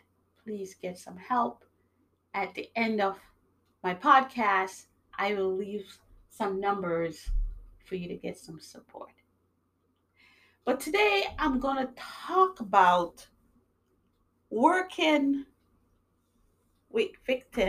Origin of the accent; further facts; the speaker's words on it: New York, United States; also born or lived in Jamaica; now in Massachusetts, United States; I was born in Jamaica. I grew up in New York. I'm living in Massachusetts